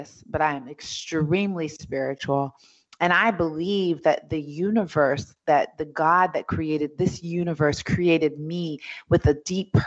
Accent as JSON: {"language": "English", "town": "New York City", "region": "New York", "country": "United States", "tie": "born or raised there", "said": "I was born in Hell's Kitchen, New York City"}